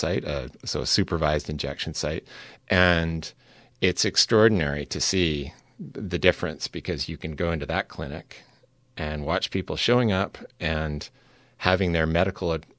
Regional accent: Vancouver, British Columbia, Canada; my hometown of Vancouver, where I produced the show

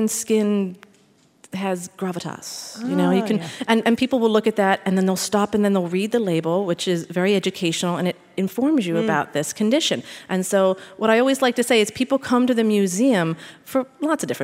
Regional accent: Philadelphia, Pennsylvania, United States; I'm from Philadelphia, born and raised

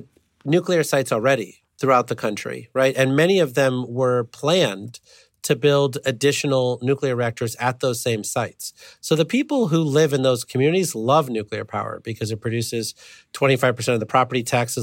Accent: Illinois, United States; I grew up near the Byron nuclear power plant.

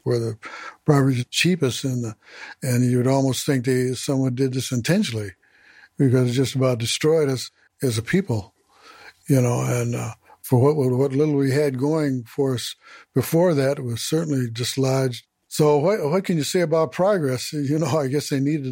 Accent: St. Paul, Minnesota, United States; I was born here in Minnesota, St. Paul, September the 8th, 1923

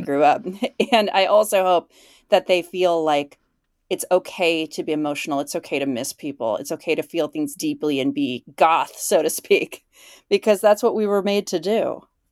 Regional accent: Illinois, United States; moved away as an adult; also born or lived in Chicago, United States / Minneapolis, United States; where I grew up in Illinois

